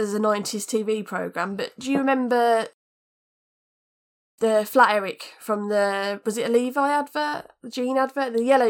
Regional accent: Birmingham, West Midlands, United Kingdom; moved away; I'm from Birmingham originally.

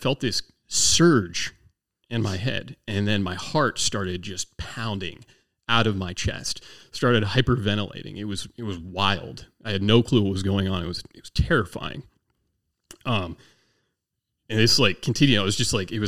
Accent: southern Maryland, United States; also born or lived in Naval Air Station Patuxent River, Maryland / Las Cruces, New Mexico; I was about 6 years old when the parents bought a horse farm down in southern Maryland. So I actually grew up on 30 acres of land

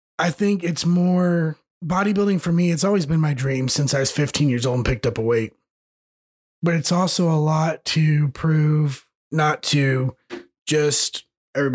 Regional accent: United States; grew up in Greene County, which is a bunch of little towns put together

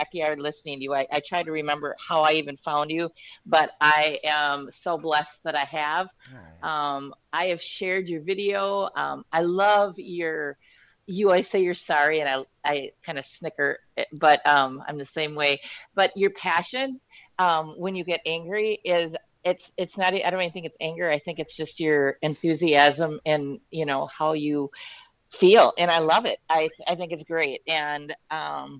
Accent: Minnesota, United States; I'm from Minnesota

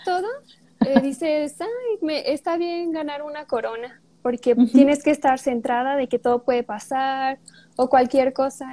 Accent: Puruándiro, Michoacán, Mexico; soy de Puruándiro, cerca de Morelia. Estudio en Morelia, pero yo soy de Puruándiro. Aquí vivo

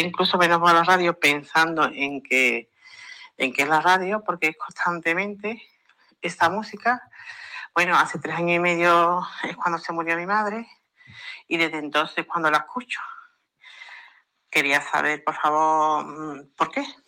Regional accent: Granada, Andalusia, Spain; yo soy de Granada

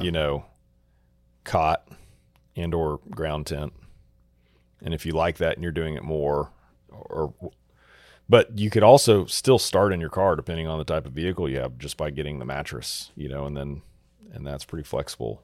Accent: Texas, United States; growing up in Texas

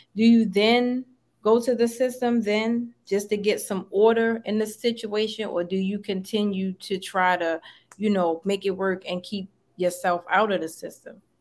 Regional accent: Maryland, United States; now in Atlanta, United States; I'm from Maryland, but I live in Atlanta now.

